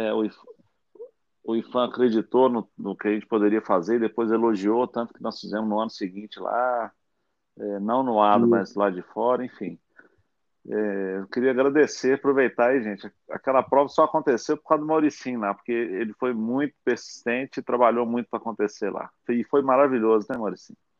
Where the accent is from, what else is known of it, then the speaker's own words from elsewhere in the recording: Brazil; nós como brasileiros